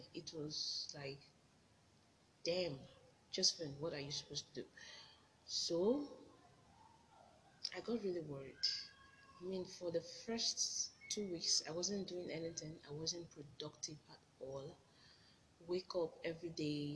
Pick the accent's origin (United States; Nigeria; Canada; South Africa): Nigeria; as a Nigerian graduate, I'm a Servicom member. So I had to leave my home, leave my mom, my siblings, and, you know, move to a new state